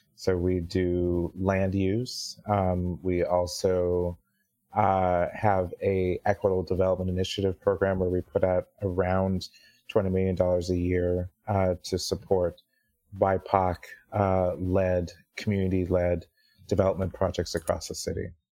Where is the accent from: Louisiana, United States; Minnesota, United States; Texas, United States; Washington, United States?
Washington, United States; Kirkland; also born or lived in Seattle, United States; growing up in Kirkland